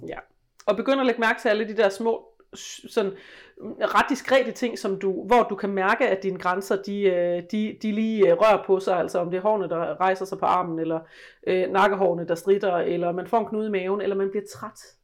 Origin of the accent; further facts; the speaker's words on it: West Jutland, Central Denmark Region, Denmark; jeg voksede op i Vestjylland